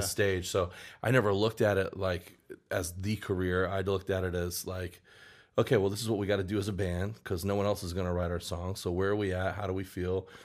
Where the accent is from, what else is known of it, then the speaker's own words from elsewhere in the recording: outside of Memphis, Tennessee, United States; moved away; also born or lived in Southern Illinois / Florida / Oklahoma City; I grew up outside of Memphis, a little town outside of Memphis, Tennessee, and then moved around a little bit. My mom got remarried, and she moved us to Southern Illinois.